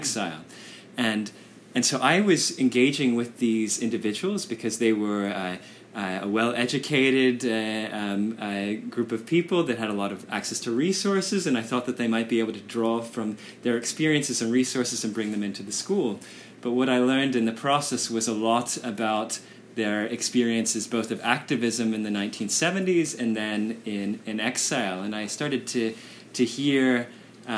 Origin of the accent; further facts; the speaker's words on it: United States; I grew up in the United States